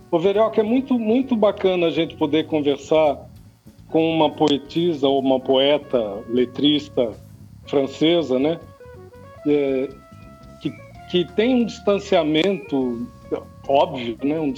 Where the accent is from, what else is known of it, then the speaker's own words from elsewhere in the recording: Brazil; Nós mesmos que somos brasileiros sabemos que são vários Brasis, né?